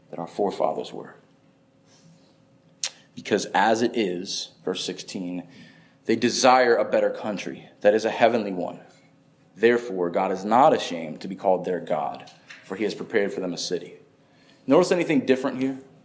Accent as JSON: {"language": "English", "region": "upstate New York", "country": "United States", "tie": "born or raised there", "moved": "yes", "lives_now": "Florida, United States", "said": "I grew up in upstate New York"}